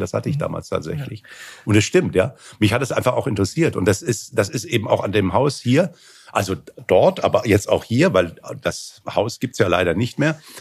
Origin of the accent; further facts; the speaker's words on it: Hanau, Hesse, Germany; in Hanau, wo ich herkomme, in der Nähe von Frankfurt, im Hessischen